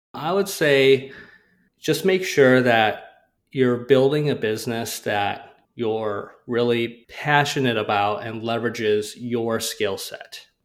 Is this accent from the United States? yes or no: yes; Rochester, Minnesota, United States; I grew up in Rochester, Minnesota